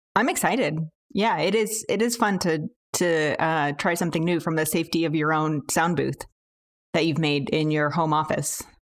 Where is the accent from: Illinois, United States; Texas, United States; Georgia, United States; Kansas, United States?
Kansas, United States; I grew up in Kansas